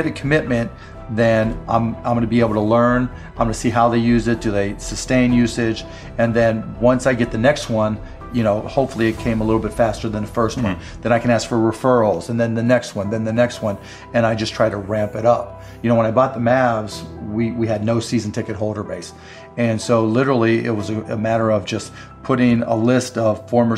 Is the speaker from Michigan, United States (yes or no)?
no; Pittsburgh, Pennsylvania, United States; I grew up in Pittsburgh